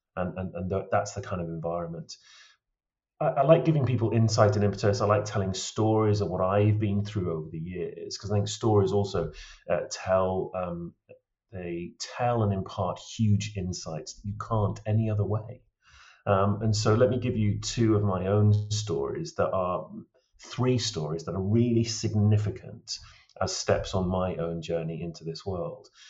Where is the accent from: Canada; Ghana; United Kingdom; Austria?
United Kingdom; Lake District, North West England; now in Cairngorms, Scotland; I was brought up in the Lake District